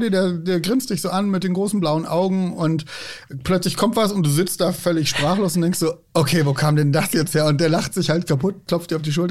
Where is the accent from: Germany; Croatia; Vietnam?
Germany; Hamburg; now in Bavaria, Germany; Ich bin Hamburger, der jetzt seit zwölf Jahren in Bayern lebt.